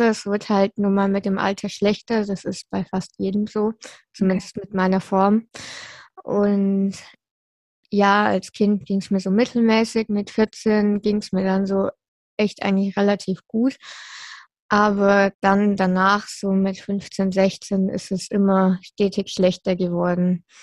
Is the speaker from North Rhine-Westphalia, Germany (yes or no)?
no; Würzburg, Bavaria, Germany; born there; Ja, also ich bin in Würzburg geboren. Meine Eltern haben damals noch in Würzburg gelebt.